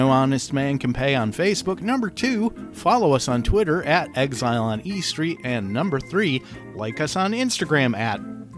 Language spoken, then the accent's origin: English; Detroit, Michigan, United States; I grew up in Detroit